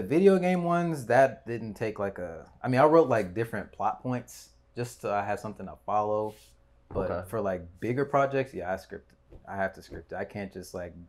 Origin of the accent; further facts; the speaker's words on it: DMV, United States; I'm a content creator, just like the rest of y'all, you know, YouTubers and all that. I'm from the DMV.